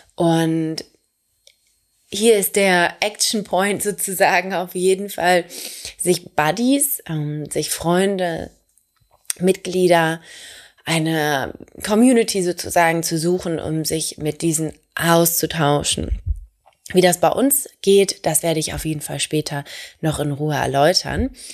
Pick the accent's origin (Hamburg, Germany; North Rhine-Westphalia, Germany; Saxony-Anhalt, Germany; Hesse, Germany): Hamburg, Germany; Ich komme aus Hamburg